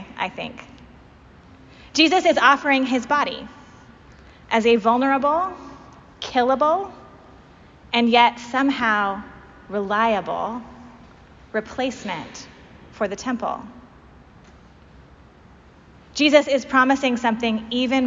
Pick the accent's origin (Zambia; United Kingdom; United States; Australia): United States; Pacific Northwest; moved away; I'm from the Pacific Northwest, where the oldest Episcopal churches we have aren't even half as old as this church